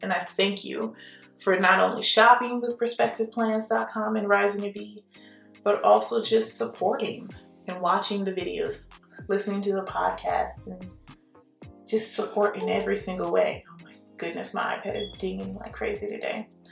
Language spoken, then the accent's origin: English; Houston, Texas, United States; also born or lived in New Orleans, Louisiana; now in Baton Rouge, United States; I'm actually from Texas, Houston originally. But yeah, born in New Orleans, but definitely I claim Texas for sure.